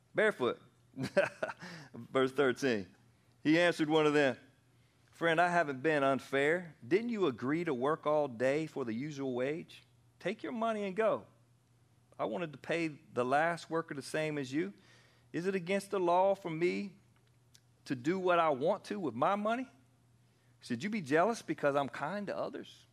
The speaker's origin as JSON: {"language": "English", "town": "Anderson", "region": "South Carolina", "country": "United States", "tie": "born or raised there", "also_born_or_lived": "Pennsylvania", "said": "I moved back to South Carolina from Pennsylvania. I was born here and we moved up there for a little while and I was 10 years old"}